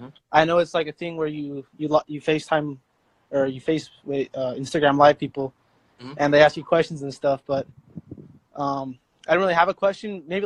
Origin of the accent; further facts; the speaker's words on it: Morgan Hill, California, United States; I'm from Morgan Hill, California, like 15 from San Jose.